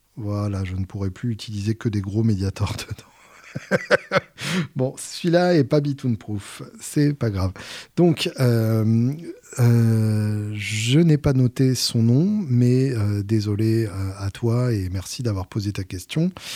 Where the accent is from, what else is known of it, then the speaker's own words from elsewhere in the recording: Normandy, France; je suis Normand